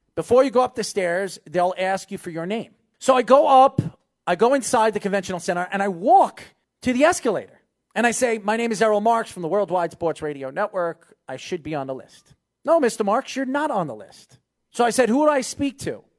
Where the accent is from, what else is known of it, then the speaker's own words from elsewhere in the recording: United States; as an American